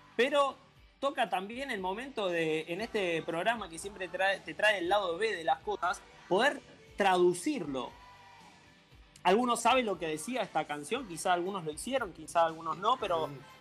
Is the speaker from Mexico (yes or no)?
no; Argentina; me siento más argentino que nunca